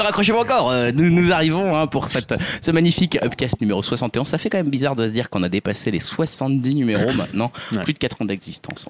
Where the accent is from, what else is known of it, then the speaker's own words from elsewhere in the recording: Lorraine, Grand Est, France; je suis lorrain d'origine